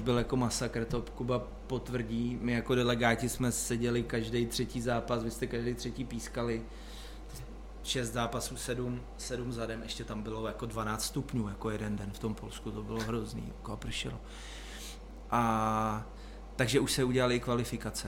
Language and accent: Czech; Cheb, Karlovy Vary Region, Czechia; já jsem z Chebu